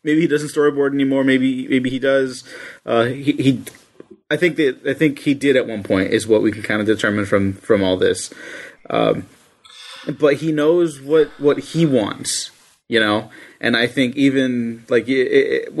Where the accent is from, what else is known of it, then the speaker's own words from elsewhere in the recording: United States; as an American male